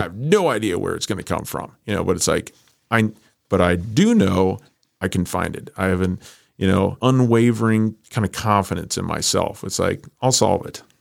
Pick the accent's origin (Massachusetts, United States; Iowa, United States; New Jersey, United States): Iowa, United States; moved away as an adult; also born or lived in Chicago; I grew up in Iowa.